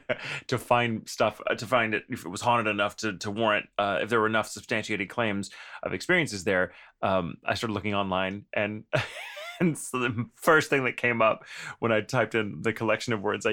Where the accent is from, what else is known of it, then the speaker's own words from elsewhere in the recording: Texas, United States; it's not my natural voice anymore, but I'm from Texas